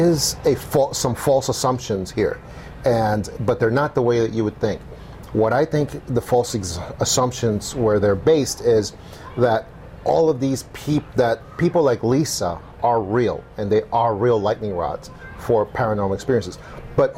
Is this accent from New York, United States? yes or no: yes; New York City, New York, United States; now in Tucson, United States; When I was about 10 years old, growing up in New York City